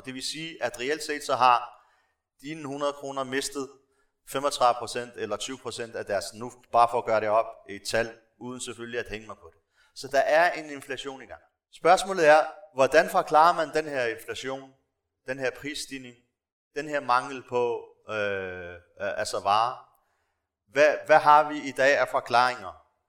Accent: Morocco; now in Denmark; jeg stammer fra Marokko, så har jeg også kontakt med folk dernede, øh, familie og venner

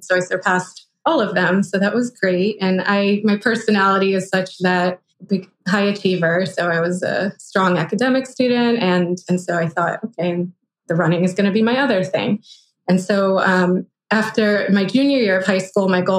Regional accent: Philadelphia, Pennsylvania, United States; I went to a public high school where I grew up in Philadelphia

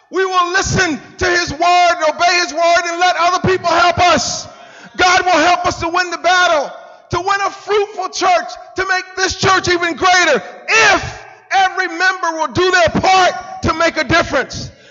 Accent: Wilmington, North Carolina, United States; moved away; my hometown, a little place called Wilmington, North Carolina.

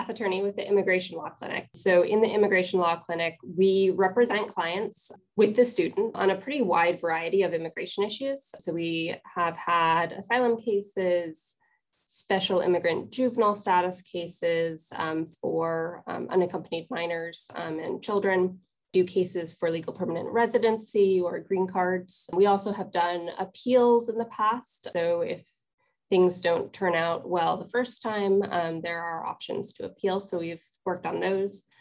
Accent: Columbia County, upstate New York, United States; moved away as an adult; also born or lived in Troy, New York; I am from upstate New York. I grew up in Columbia County. I went to high school in Troy

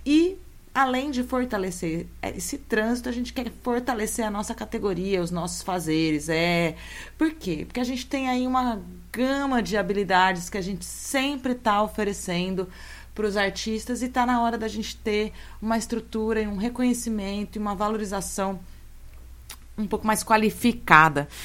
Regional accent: São Carlos, São Paulo, Brazil; minha terra natal, São Carlos

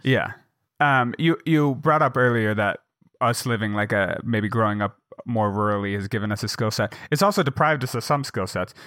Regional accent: Jackson, Wyoming, United States; now in Bozeman, United States; my hometown, in Jackson

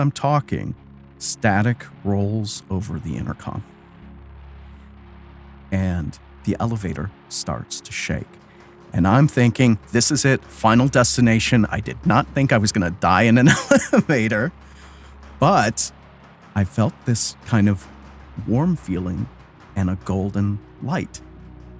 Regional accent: Wisconsin, United States; moved away as an adult; also born or lived in Chicago; I grew up in Wisconsin. I joined the Army and left, and I never really went back after

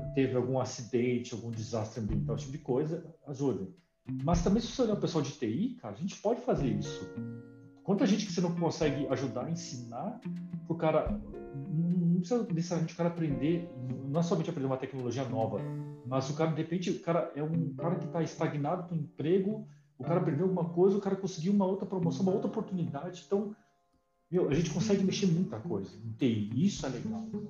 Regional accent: Brazil; eu nasci aqui, né? Eu sou brasileiro também

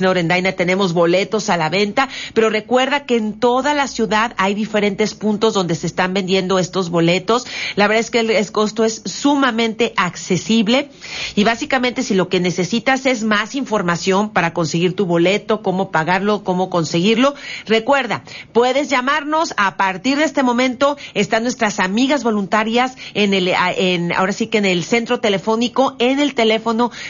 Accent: Mexico; tratar de verdad de que este México sea grande

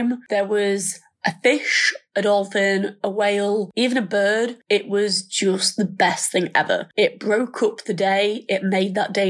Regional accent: Thirsk, Yorkshire and the Humber, United Kingdom; I am 22 and I'm from Thirsk in North Yorkshire

